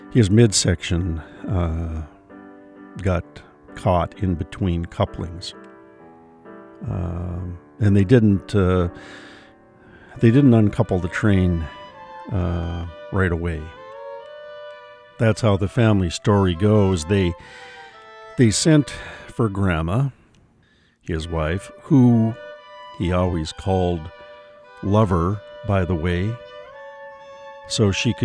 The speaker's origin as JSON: {"language": "English", "town": "Duluth", "region": "Minnesota", "country": "United States", "tie": "born or raised there", "said": "I mean, I was born and raised in Duluth, but I don't even live there anymore. The shores where I live now are along the Pacific Ocean, not on Lake Superior."}